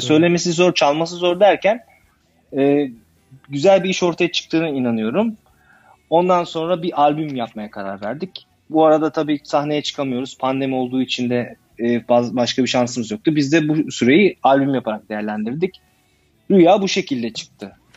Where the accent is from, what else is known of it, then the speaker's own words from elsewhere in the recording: İzmir, Turkey; moved away as an adult; now in Berlin, Germany; ben 1980 yılında İzmir'de doğdum. Aslen İzmirliyim.